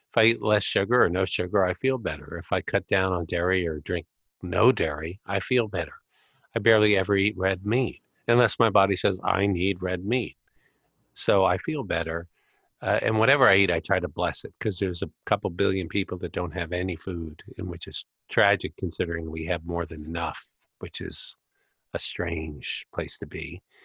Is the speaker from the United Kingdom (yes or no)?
no; United States; I grew up in America